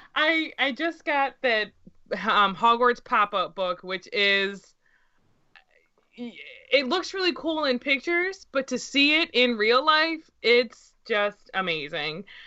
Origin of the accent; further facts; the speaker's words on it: United States; as an American